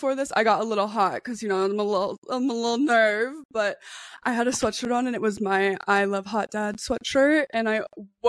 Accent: Nevada, United States; also born or lived in Dallas, Texas / Jacksonville, Oregon; Oh, I'm from Nevada. I was born and raised here. I'm still here.

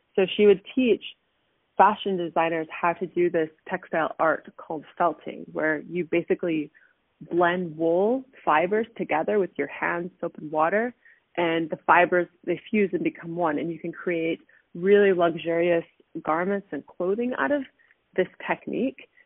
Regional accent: Canada; moved away as an adult; also born or lived in Southern California, United States; now in Germany; I moved back to Canada. I graduated from high school

